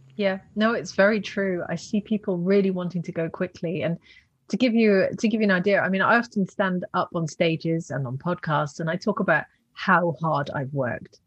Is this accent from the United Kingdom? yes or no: no; Netherlands; moved away; also born or lived in Russian Far East / California, United States / Australia; I'm from the Netherlands